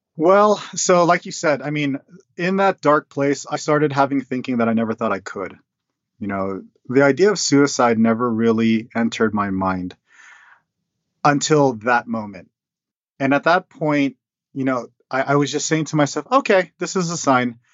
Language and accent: English; United States; my parents came to the states when when they were young, and so I was born here. I was born in the American culture